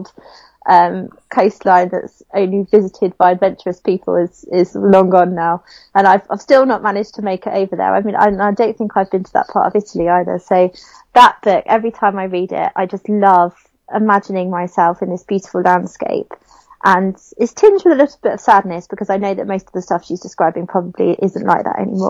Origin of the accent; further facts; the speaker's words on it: London, United Kingdom; I grew up in Southeast London